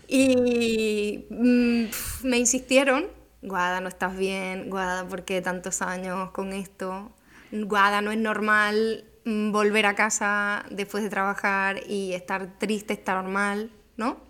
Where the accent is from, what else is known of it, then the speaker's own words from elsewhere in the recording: Extremadura, Spain; also born or lived in northern Italy; now in Cádiz, Spain; Extremadura, ¿no? Que que es de donde yo soy